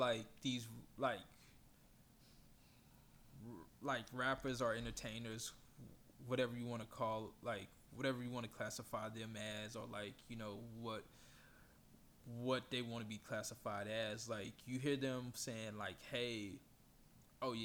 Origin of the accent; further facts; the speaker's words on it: Texas, United States; we're from Texas